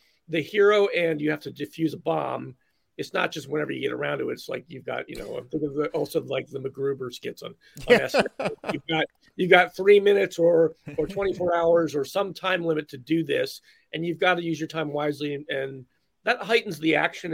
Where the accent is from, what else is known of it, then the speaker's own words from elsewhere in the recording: Philadelphia, Pennsylvania, United States; I grew up in Philly